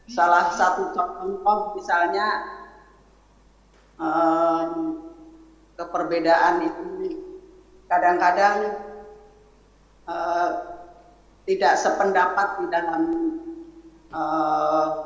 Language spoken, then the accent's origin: Indonesian; Java, Indonesia; kami dari latar belakang yang berbeda saya dari Jawa sedangkan suami saya adalah dari suku Batak